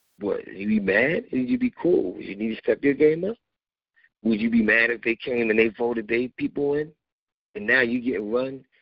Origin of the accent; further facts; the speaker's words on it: United States; I was born in the United States, but I'm an immigrant still. Because my descendants came from Africa